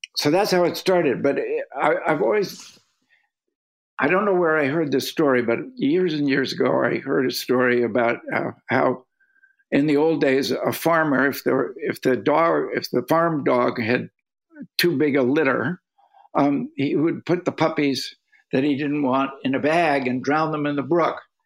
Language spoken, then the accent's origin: English; North Andover, Massachusetts, United States; also born or lived in Cambridge, Massachusetts; I grew up in a little town outside of Boston called North Andover, Massachusetts